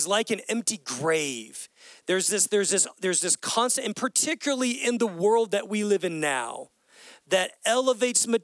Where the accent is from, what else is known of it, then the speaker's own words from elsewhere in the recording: United States; as American Christians